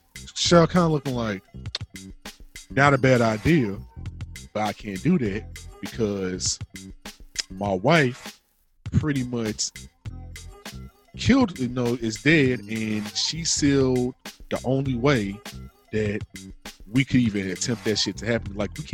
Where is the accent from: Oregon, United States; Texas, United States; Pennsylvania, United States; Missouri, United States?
Missouri, United States; St. Louis; I'm from St. Louis.